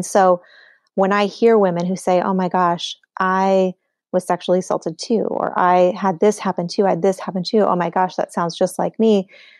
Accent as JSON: {"language": "English", "region": "Montana", "country": "United States", "tie": "born or raised there", "said": "it's in my home state of Montana."}